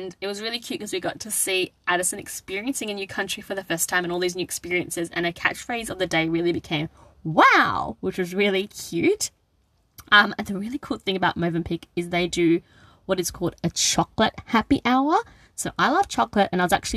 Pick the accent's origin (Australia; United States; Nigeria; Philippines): Australia; also born or lived in Sri Lanka; my cultural heritage is Sri Lankan. So even though I was born in Australia, we often went to Sri Lanka during my childhood